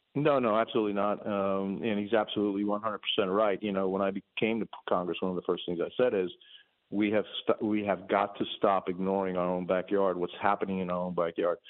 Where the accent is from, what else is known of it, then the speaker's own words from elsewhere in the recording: Cuba; now in United States; I came from Cuba. I already seen my freedom in my home country disappear